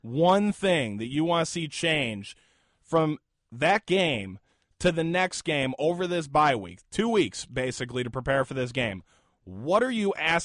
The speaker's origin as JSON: {"language": "English", "town": "Cleveland", "region": "Ohio", "country": "United States", "said": "I'm from Cleveland, and my house in Cleveland lost power from Hurricane Sandy."}